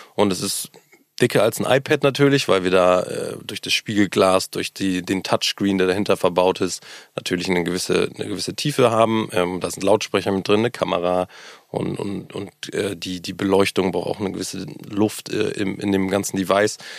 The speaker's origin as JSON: {"language": "German", "region": "Hamburg", "country": "Germany", "tie": "born or raised there", "said": "auch hier gebürtiger Hamburger, was, glaub ich, auch mittlerweile eine Seltenheit ist. Ähm, groß geworden, meine ganze Familie ist hier"}